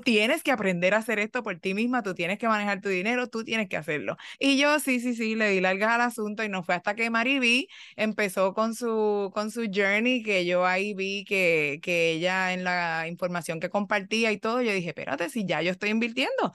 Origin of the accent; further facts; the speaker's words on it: Puerto Rico; soy puertorriqueña